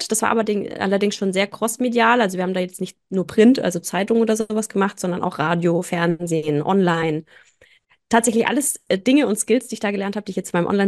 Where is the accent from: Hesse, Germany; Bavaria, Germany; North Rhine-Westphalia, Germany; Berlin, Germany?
Bavaria, Germany; near Nuremberg; bin aus der Nähe von Nürnberg